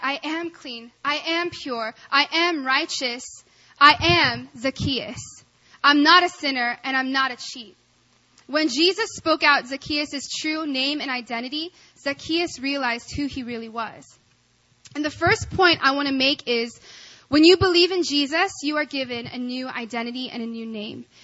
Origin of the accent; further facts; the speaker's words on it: Arkansas, United States; I grew up in Arkansas